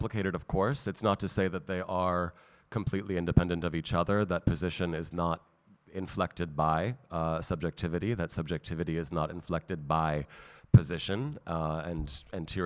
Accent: San Francisco, California, United States; moved away as an adult; now in Athens, Greece; San Francisco, my native city

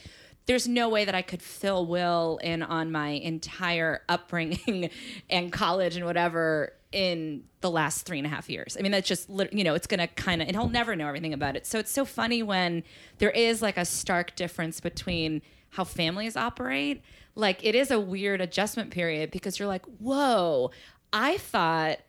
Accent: Massachusetts, United States; I'm from Massachusetts

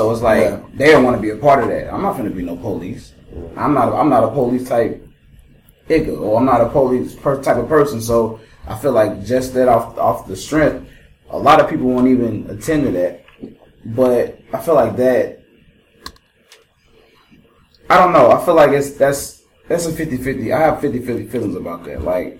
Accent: St. Louis, Missouri, United States; I'm from St. Louis. I'm gonna become a cop in St. Louis, and I'm gonna go back to my hood.

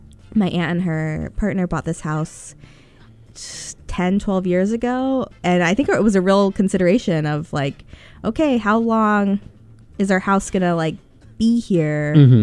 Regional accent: West Coast, United States; I grew up on the West Coast, and I have an aunt who has a house in a beach town

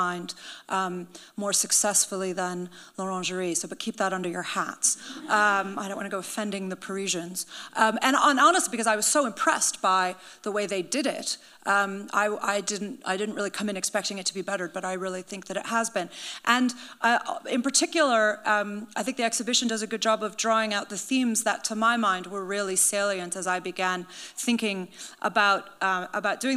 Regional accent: Chicago, Illinois, United States; moved away as an adult; now in London, United Kingdom; I come from Chicago, and I grew up spending much of my misspent adolescence in wandering the quarters of the Art Institute

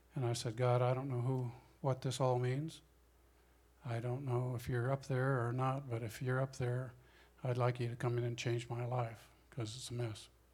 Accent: Denver, Colorado, United States; moved away as an adult; also born or lived in California; I grew up in Denver, Colorado

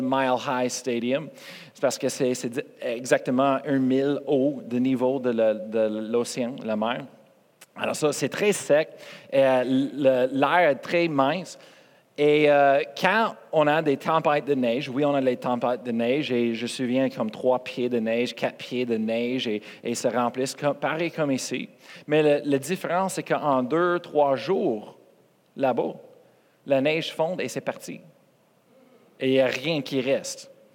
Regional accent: Colorado, United States; French is a second language; moved away; je viens de Colorado

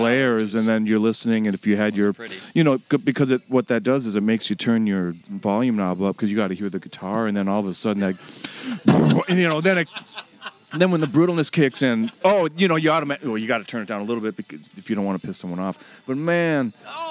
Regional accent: St. Cloud, Minnesota, United States; Growing up in St. Cloud

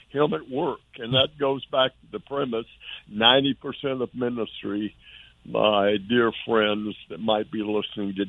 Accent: Dallas, Texas, United States; I'm from Dallas, Texas

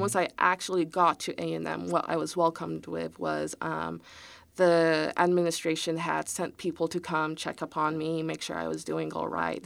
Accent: Houston, Texas, United States; also born or lived in College Station, Texas; I was born and raised in Houston

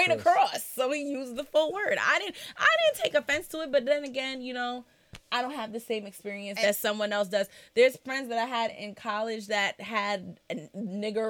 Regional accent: New York, United States; growing up in New York, my parents are Caribbean

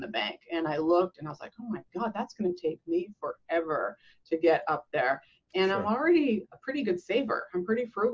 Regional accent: Canada; growing up in Canada

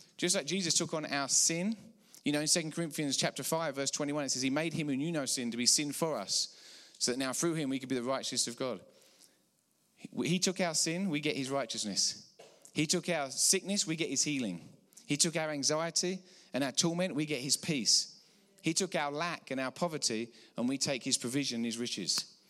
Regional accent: England, United Kingdom; accent: English; moved away as an adult; now in Colorado, United States; I'm from about six thousand miles out east in England, praise the Lord. We moved here fifteen years ago.

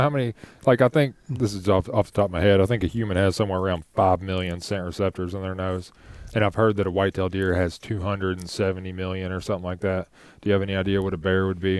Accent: Shelby County, Kentucky, United States; also born or lived in Frankfort, Kentucky / Louisville, Kentucky; living in Louisville now, growing up in Shelby County, living in Frankfort

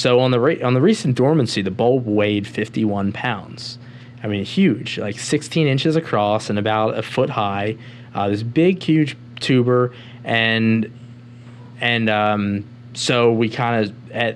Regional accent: Philadelphia, Pennsylvania, United States; moved away as an adult; Philadelphia, my hometown

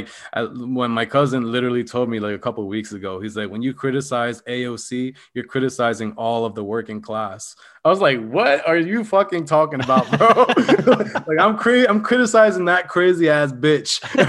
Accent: Philadelphia, Pennsylvania, United States; because I came from Philadelphia. So I don't plan to go back to Philadelphia.

